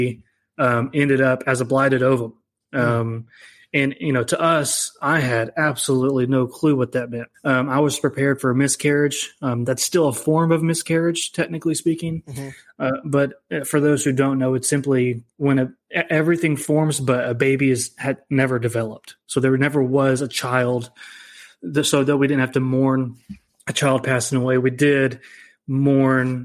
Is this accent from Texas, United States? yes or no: no; Ada, Oklahoma, United States; I was born and raised in Ada, Oklahoma.